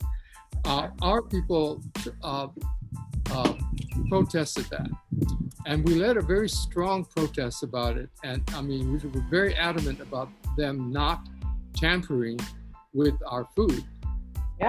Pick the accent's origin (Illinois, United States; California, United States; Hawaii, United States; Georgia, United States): Hawaii, United States